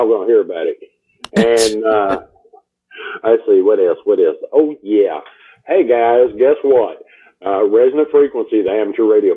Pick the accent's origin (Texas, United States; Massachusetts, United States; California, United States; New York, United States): Texas, United States; I'm from Texas